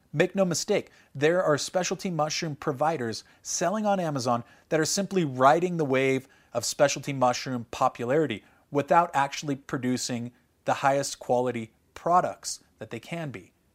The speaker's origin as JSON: {"language": "English", "region": "California", "country": "United States", "tie": "born or raised there", "said": "Growing up in California"}